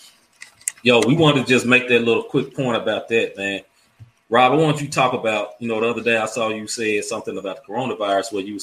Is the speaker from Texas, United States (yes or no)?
no; Memphis, Tennessee, United States; I grew up in Memphis, Tennessee